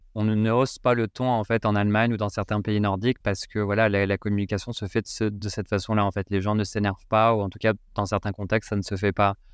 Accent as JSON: {"language": "French", "country": "France"}